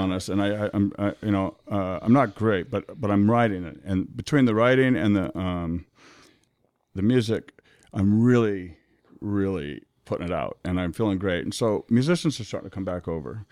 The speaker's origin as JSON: {"language": "English", "town": "Omaha", "region": "Nebraska", "country": "United States", "tie": "born or raised there", "said": "born and raised in Omaha"}